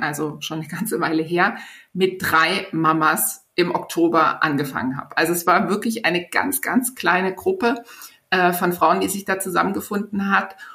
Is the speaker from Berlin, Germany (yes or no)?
yes; Berlin, Germany; in Berlin, also in meiner Heimatstadt